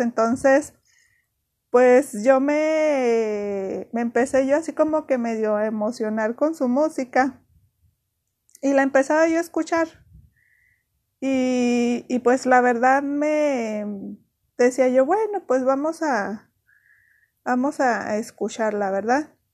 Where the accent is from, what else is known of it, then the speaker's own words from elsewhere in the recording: Mexico; also born or lived in Ciudad Juárez, Chihuahua; aquí nosotros somos mexicanos, a todo le ponemos chile